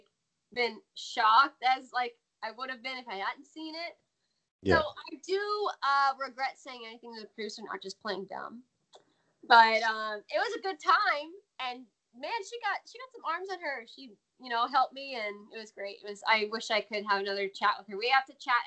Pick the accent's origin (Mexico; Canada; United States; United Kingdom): United States; accent: American; they immediately was like, you're American. And I'm like, is it that obvious?